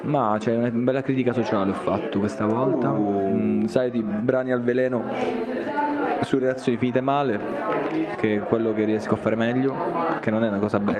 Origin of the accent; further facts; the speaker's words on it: Lucania, Basilicata, Italy; io sono lucano